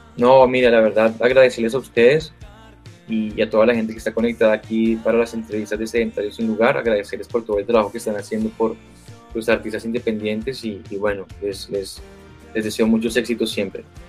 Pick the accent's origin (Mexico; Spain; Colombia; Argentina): Colombia; representando a, Colombia, mi país. Y qué bueno es poder pararme en, en, diferentes tarimas de diferentes lugares a decir que, pues que soy colombiano